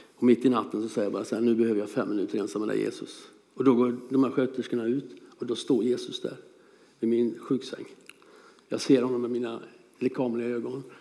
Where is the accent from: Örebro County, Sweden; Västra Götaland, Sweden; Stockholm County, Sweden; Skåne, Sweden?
Örebro County, Sweden; Hönsa, Ramsberg parish; also born or lived in Same, Tanzania / Lebanon; Vi bodde i Hönsa.